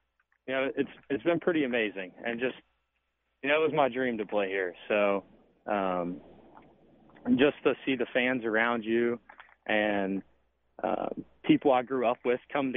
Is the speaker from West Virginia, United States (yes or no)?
yes; West Virginia, United States; I gave it a shot at West Virginia. It's my home state.